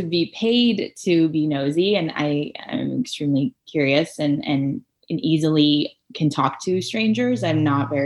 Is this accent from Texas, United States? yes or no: no; Orange County, California, United States; moved away as an adult; also born or lived in Iran / Torrance, California / San Francisco; now in Columbus, United States; I originally moved to Southern California, more specifically Torrance, Redondo Beach area, for anyone who knows where that is. And then I grew up in Orange County